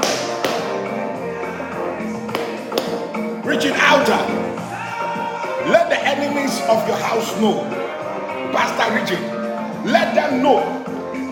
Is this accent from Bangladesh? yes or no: no; Ghana; I'm a local man. I'm from Ghana.